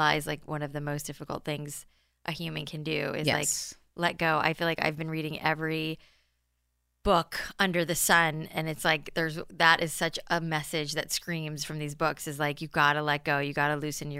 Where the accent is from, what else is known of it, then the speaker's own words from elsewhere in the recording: Florida, United States; also born or lived in New York; I was born in New York and grew up in South Florida, and the humidity in South Florida, and I have naturally curly hair